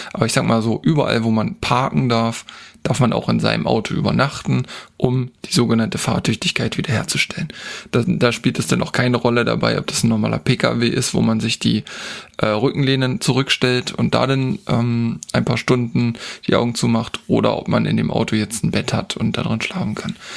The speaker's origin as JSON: {"language": "German", "country": "Germany", "also_born_or_lived": "Harz", "said": "bei uns in Deutschland"}